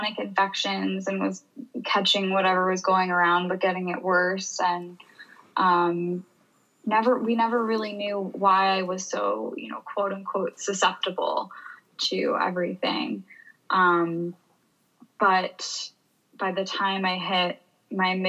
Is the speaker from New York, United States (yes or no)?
yes; New York, United States; moved away as an adult; now in Boulder, United States; I was raised in New York